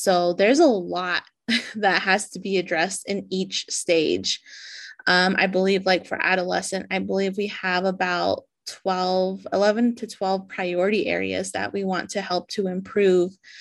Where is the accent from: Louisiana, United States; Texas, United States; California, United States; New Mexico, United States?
New Mexico, United States; Shiprock; I'm originally from Chibrock, New Mexico, where I live and work